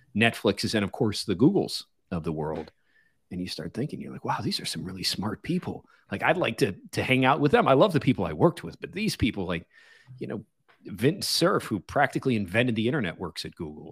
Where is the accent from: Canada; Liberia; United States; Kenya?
United States; Chicago, Illinois; moved away as an adult; also born or lived in Los Angeles / Silicon Valley; pulled me out of my hometown of Chicago into Los Angeles